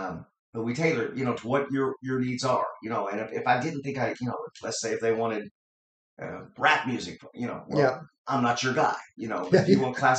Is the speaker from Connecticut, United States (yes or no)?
no; Fort Branch, Indiana, United States; we're here in Fort Branch, Indiana, and this is where I was born and raised